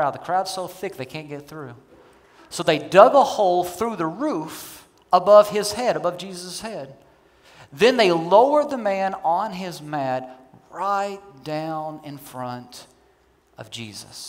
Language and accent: English; Kentucky, United States; I'm from Kentucky. I come from rednecks, okay?